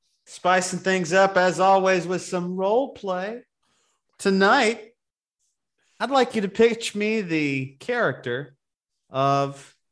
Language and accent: English; Moundville, Alabama, United States; Well, look, I am from Moundville, Alabama.